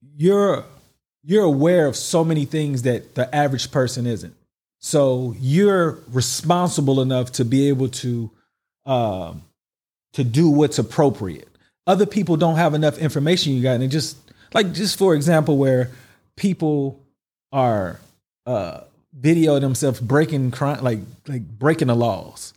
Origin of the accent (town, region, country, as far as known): United States; now in United Arab Emirates